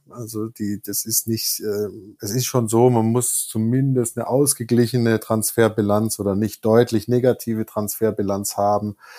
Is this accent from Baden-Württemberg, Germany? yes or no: yes; Stuttgart, Baden-Württemberg, Germany; moved away as an adult; also born or lived in Tübingen; now in Cologne, Germany; ich komme gebürtig aus Tübingen, bin ab der Gymnasialzeit in Stuttgart gewesen und das dann bis, ähm, ja, bis zur Mitte meiner 20er äh, Lebensjahre